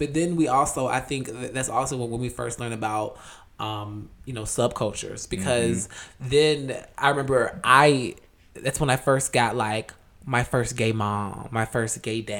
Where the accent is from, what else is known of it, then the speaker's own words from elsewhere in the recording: Decatur, Georgia, United States; I was a culture girl. I was from Decatur.